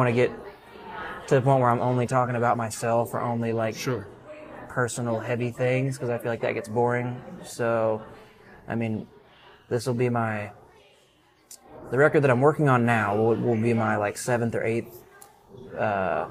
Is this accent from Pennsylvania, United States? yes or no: no; South Texas and Central Texas, United States; I grew up in South Texas and Central Texas